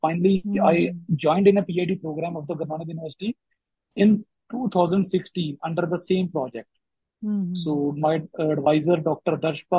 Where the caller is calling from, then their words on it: Kalanur, Punjab, India; Location is in Kalanur. It's a small town in district Gurdaspur.